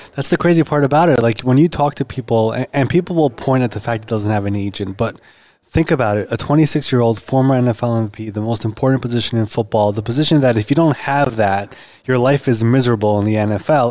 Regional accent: New York, United States; I'm from New York

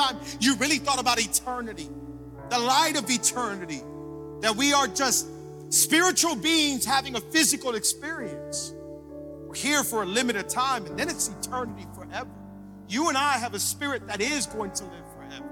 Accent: Hialeah, Florida, United States; I grew up in Hialeah, and I say it all the time because I'm loud and proud about Hialeah.

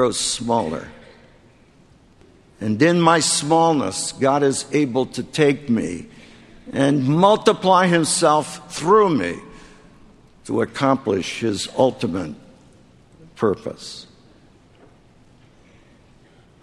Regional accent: Philadelphia, Pennsylvania, United States; the 10th Presbyterian Church in Philadelphia, my hometown

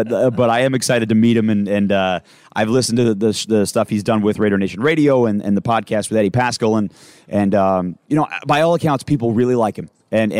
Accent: Michigan, United States; now in New Jersey, United States; so I'm from Michigan. Yes. So I've only lived in New Jersey for 4 years.

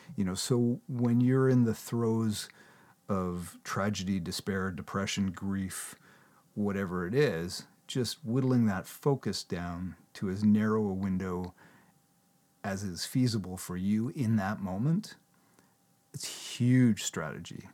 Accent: Canada; I'm a Canadian, I talk in kilometers

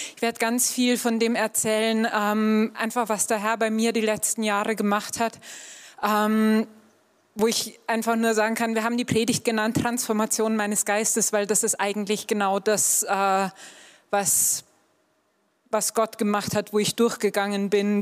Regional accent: Upper Bavaria, Germany; ich bin in Oberbayern aufgewachsen

